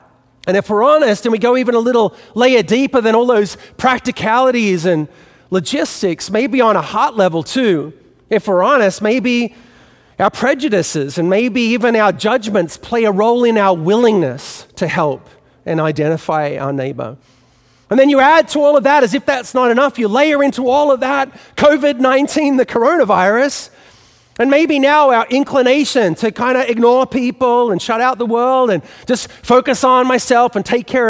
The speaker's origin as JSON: {"language": "English", "country": "Australia", "tie": "born or raised there", "accent": "Australian", "lives_now": "New York City, United States", "said": "You know, you can tell by what's left of my Australian accent that I didn't grow up in New York City. And so growing up in Australia, I didn't have a fixture in my childhood"}